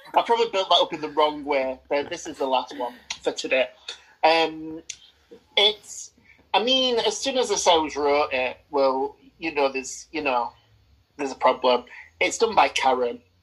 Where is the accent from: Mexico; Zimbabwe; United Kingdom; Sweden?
United Kingdom; I've grown to accept my Britishness